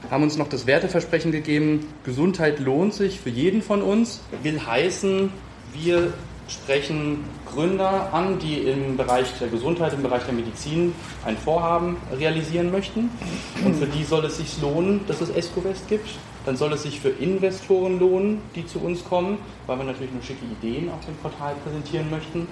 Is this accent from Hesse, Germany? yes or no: yes; Kronberg im Taunus, Hesse, Germany; also born or lived in Marburg / Paris; Ich bin äh, ursprünglich aus dem Raum Frankfurt, bin in Kronberg groß geworden, zur Schule gegangen